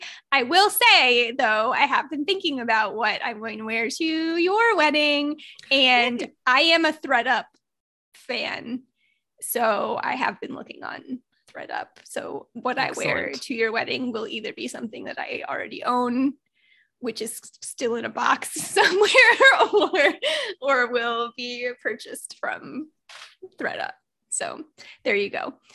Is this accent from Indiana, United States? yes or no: yes; Northern Indiana, United States; also born or lived in Naples, Florida; now in Florida, United States; I grew up in Northern Indiana